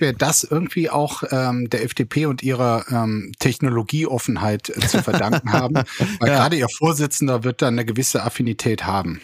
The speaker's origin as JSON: {"language": "German", "country": "Germany", "said": "wir als Deutsche"}